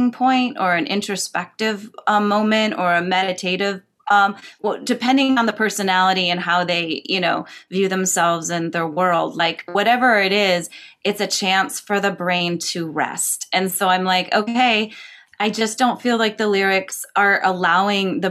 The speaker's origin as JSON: {"language": "English", "town": "Cleveland", "region": "Ohio", "country": "United States", "tie": "born or raised there", "also_born_or_lived": "California", "moved": "yes", "lives_now": "Los Angeles, United States", "said": "I grew up in Cleveland and there's Lake Road"}